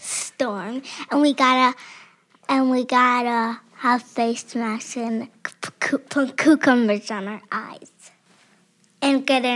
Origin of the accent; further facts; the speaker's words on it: Chicago, Illinois, United States; It's my first summer, and I'm from Chicago.